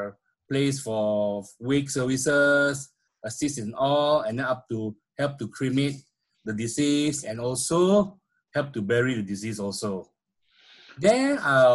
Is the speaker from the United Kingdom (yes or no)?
no; Petaling Jaya, Selangor, Malaysia; I grew up in a small Petaling Jaya, a town in Malaysia, where basically I spent almost all my life there in Petaling Jaya